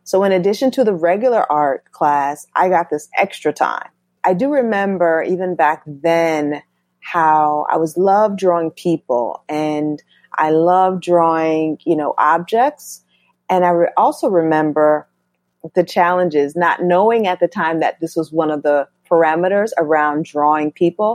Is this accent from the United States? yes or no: yes; Norwalk, Connecticut, United States; also born or lived in Bronx, New York; I was born in the Bronx, but I grew up in Norwalk, Connecticut